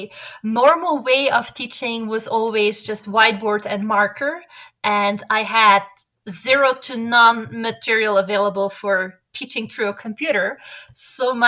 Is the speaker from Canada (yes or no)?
no; Belgium; moved away as an adult; also born or lived in Atlanta, United States / Netherlands; now in Quito, Ecuador; I'm originally from Belgium